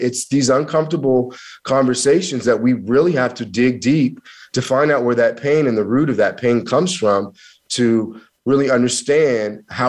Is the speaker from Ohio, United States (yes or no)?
no; Missouri, United States; also born or lived in Kansas; I'm from Missouri and Kansas, and we have something called you got to show me. It's a show me state.